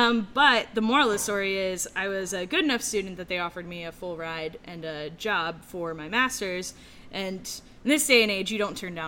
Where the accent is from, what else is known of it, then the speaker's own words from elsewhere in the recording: Baltimore, Maryland, United States; also born or lived in Annapolis, Maryland; Sure. So I was born in Baltimore.